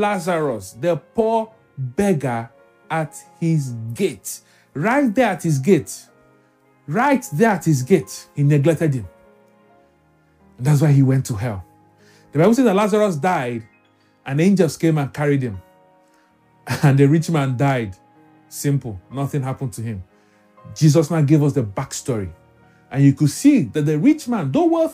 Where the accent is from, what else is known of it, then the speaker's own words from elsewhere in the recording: Lagos, Nigeria; Growing up in Lagos